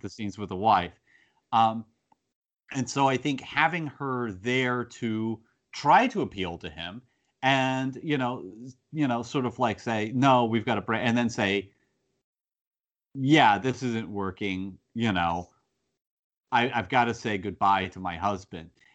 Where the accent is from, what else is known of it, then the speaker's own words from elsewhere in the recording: United States; I'm an American